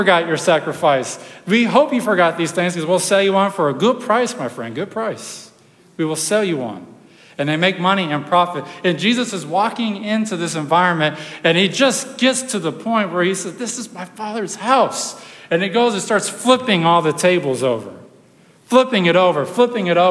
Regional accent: Texas, United States; I'm from Texas, so, you know, donkeys, horses, and these sorts of things are kind of up our alley.

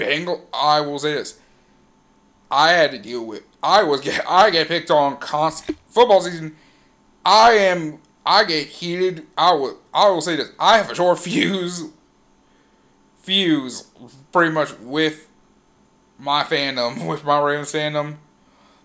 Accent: Louisville, Kentucky, United States; I'm from Louisville, Kentucky. I'm, like, an hour away from y'all.

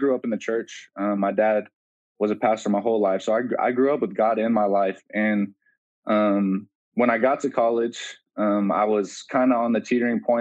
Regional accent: Folsom, California, United States; I'm from Folsom, California, which is, you know, about 30 minutes outside Sacramento, and grew up there

